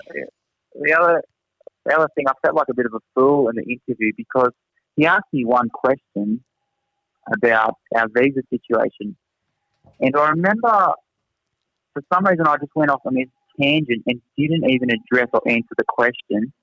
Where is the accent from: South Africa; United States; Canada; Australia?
Australia; accent: thick Australian; moved away as an adult; now in Singapore; my thick Australian accent